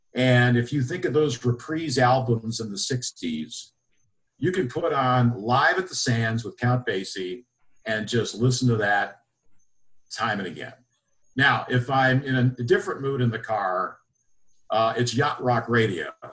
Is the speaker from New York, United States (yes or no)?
yes; Buffalo, New York, United States; I grew up in Buffalo, New York.